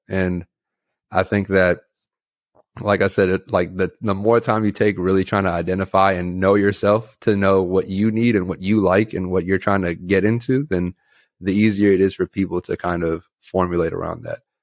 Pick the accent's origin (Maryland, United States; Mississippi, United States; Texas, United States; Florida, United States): Maryland, United States; Takoma Park; I'm from Tacoma Park, Maryland